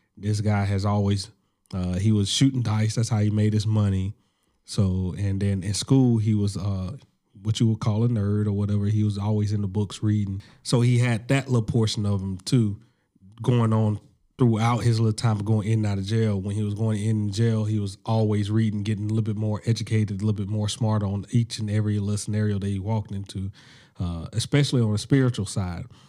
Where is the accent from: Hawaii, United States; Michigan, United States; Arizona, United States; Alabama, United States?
Alabama, United States; I'm from Alabama.